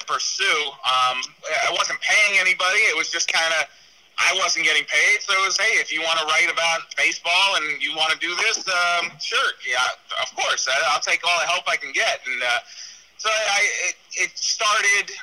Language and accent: English; New York, United States; I'm a 14, 15-year-old growing up in Wolfsburg, New York